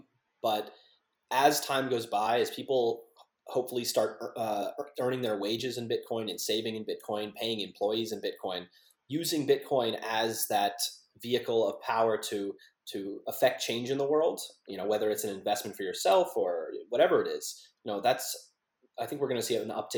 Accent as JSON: {"language": "English", "region": "Florida", "country": "United States", "tie": "born or raised there", "moved": "as an adult", "lives_now": "Los Angeles, United States", "said": "I grew up in Florida."}